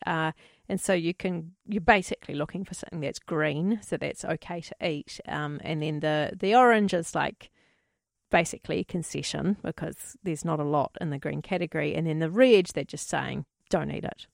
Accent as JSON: {"language": "English", "country": "New Zealand"}